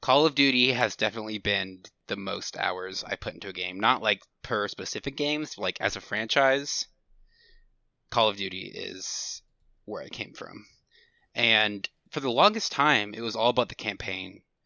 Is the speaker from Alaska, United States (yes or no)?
no; Houston area, Texas, United States; I've lived in the same town my whole life. It's, I'm not gonna say the name of the city, but, um, it's, it's in the Houston area